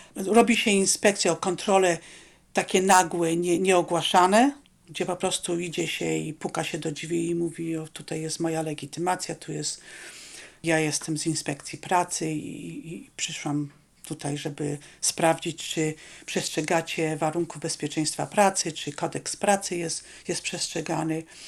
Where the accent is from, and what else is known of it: Poland; accent: Polish; moved away as an adult; also born or lived in Rome, Italy; now in Alaska, United States